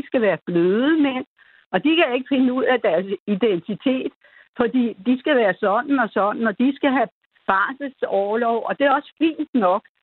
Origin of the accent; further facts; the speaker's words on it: Denmark; vi er jo danskere